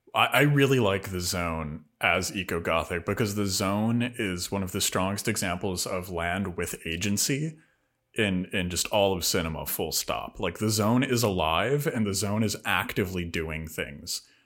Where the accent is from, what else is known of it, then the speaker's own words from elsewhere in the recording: Rust Belt, United States; everywhere I grew up in the Rust Belt